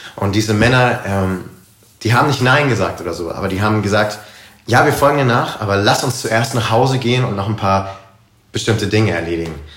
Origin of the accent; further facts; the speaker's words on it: Karlsruhe, Baden-Württemberg, Germany; moved away as an adult; also born or lived in United States; ich komme ursprünglich aus Karlsruhe, bin dort groß geworden, aufgewachsen